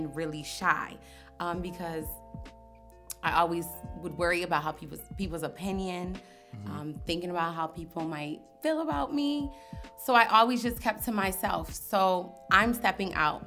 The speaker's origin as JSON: {"language": "English", "town": "Henrietta", "country": "United States", "tie": "born or raised there", "said": "I grew up in Henrietta, suburban area."}